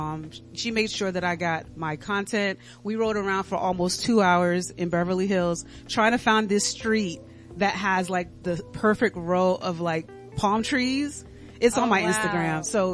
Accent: Dominica; moved away; I'm originally from the Commonwealth of Dominica, so I'm Creole.

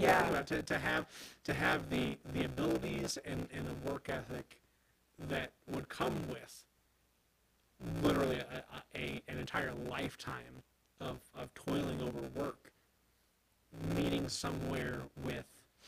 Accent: Carbondale, United States; I'm from Carbondale generations and generations back, live on a road named for, you know, my great-grandfather and a house that my grandpa built in 1964

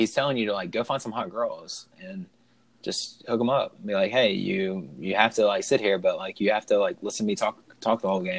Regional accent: the South, United States; I'm from the South

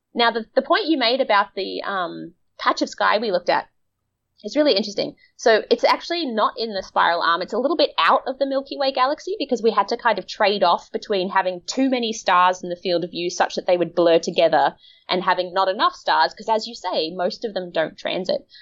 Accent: Australia; I'm from Australia, which is like the melanoma capital of the world

